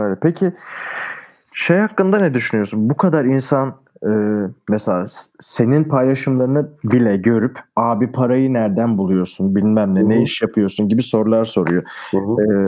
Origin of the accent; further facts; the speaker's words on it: Denizli, Turkey; Bu arada memleketim de Denizli